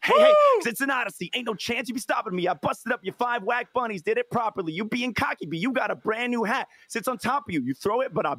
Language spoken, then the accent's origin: English; Windsor, Ontario, Canada; I'm from Windsor, Ontario. I'm from Canada.